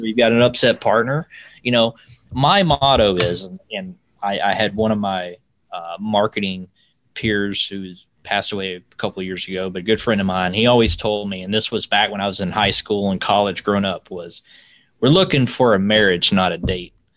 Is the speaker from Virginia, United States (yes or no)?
no; Alabama, United States; also born or lived in Lowell, Indiana; I'm from Alabama